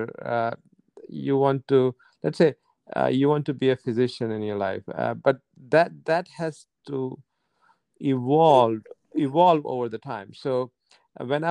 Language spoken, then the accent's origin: English; India; moved away; When I was growing up, I grew up in India